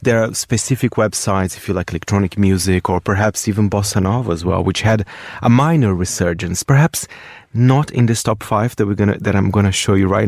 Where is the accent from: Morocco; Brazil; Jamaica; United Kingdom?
Brazil; moved away; this time I go to my home country.